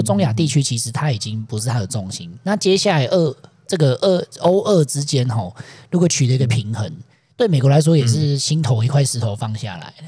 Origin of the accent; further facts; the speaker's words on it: Taiwan; 身为台湾人